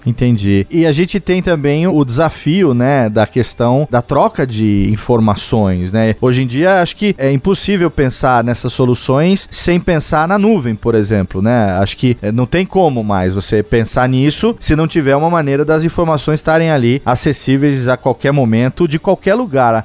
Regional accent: interior of São Paulo, Brazil; moved away; Eu moro no interior de São Paulo, voltei aqui para minha terra natal e aqui eu percebo, eu fiquei 20 anos fora daqui

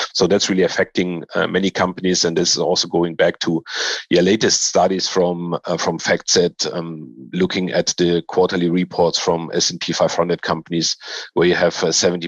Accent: Poland; now in Germany; And I grew up in Poland and Germany.

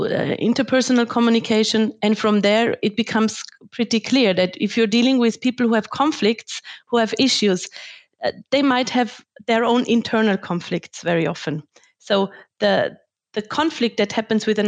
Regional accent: Tyrol, Austria; now in Germany; I grew up in Austria and Tyrol in a very privileged environment

